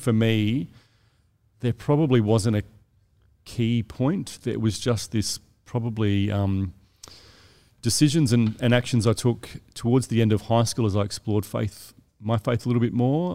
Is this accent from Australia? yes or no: yes; South Australia, Australia; moved away as an adult; now in Sydney, Australia; I'm from South Australia, so I moved here